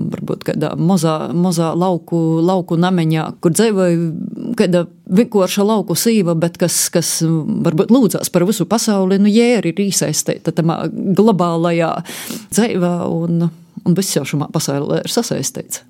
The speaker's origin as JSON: {"language": "Latvian", "town": "Varakļāni", "region": "Latgale", "country": "Latvia", "tie": "born or raised there", "said": "Esmu dzimusi eh, Varakļonos, un visa mana bērnība ir aizvadīta eh, vēl mazliet vairāk uz eh, Murmastīnas pusi"}